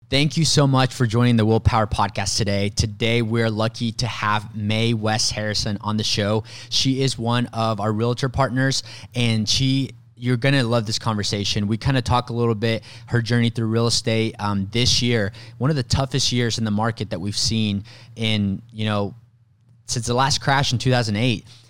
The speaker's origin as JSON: {"language": "English", "country": "Mexico", "tie": "born or raised there", "moved": "yes", "said": "I was born in Mexico"}